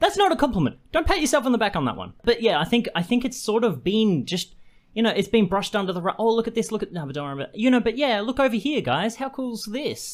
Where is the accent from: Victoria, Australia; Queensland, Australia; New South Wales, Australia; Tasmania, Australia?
Queensland, Australia; moved away; I grew up in Queensland for my, uh, young formative years